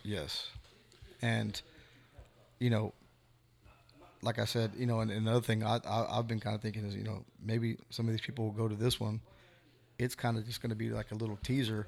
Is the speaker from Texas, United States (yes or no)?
yes; Devine, Texas, United States; We're from Devine.